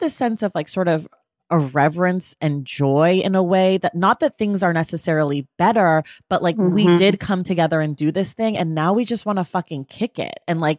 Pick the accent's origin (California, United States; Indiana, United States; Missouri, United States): California, United States; Oakland; You know, I'm from Oakland.